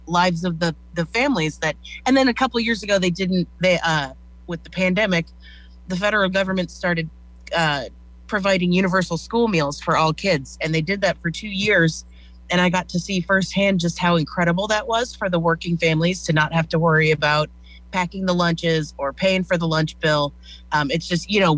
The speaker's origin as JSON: {"language": "English", "town": "Plattsmouth", "region": "Nebraska", "country": "United States", "tie": "born or raised there", "said": "I grew up in Plattsmouth"}